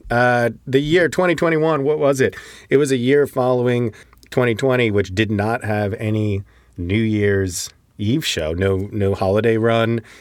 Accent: Connecticut, United States; And then they played in New Haven, which is close to my hometown, uh, on some tennis courts

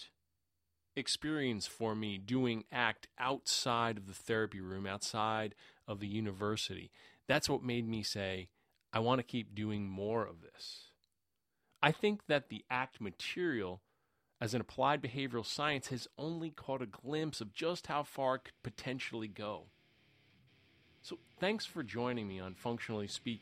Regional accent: New York City, New York, United States; I grew up in Queens, New York, in the New York City area.

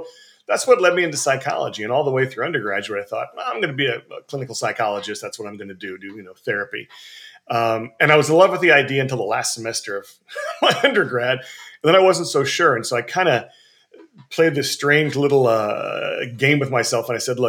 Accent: Montana, United States; now in East Coast, United States; I grew up in Montana and moved around a little bit. Right now, I live on the East Coast

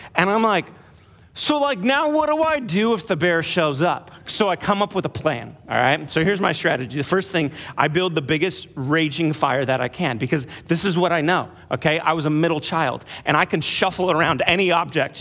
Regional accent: California, United States; I grew up in California, in the suburbs of California

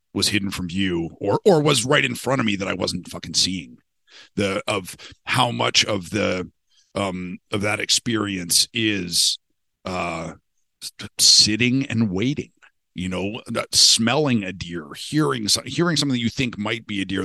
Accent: Canada; I was born in Canada. We had, you know, a fucking black bear in our backyard

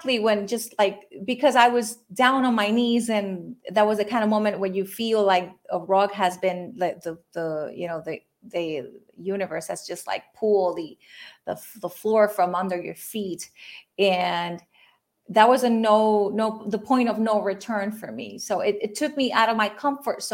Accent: Puerto Rico; I am from Puerto Rico. I'm Puerto Rican, and I'm actually calling in, tuning in from here now. I was born and raised here

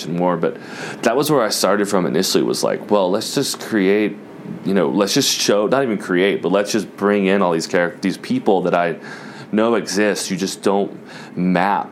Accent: Jacksonville, Florida, United States; now in New York, United States; I grew up in Jacksonville, Florida, on the west side of Jacksonville, Florida.

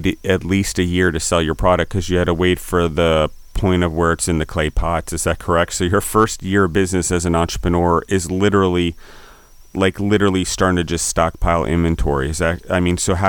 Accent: Allentown, Pennsylvania, United States; I was born outside Philadelphia in Allentown, Pennsylvania

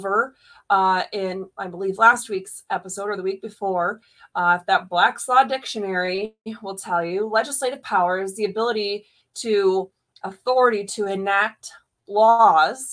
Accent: Michigan, United States; in Michigan, because that is my home state

